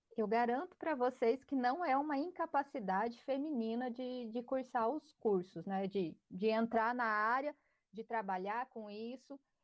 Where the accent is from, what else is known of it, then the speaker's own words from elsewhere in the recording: Palmas, Tocantins, Brazil; eu sou aqui da região, eu sou aqui de Palmas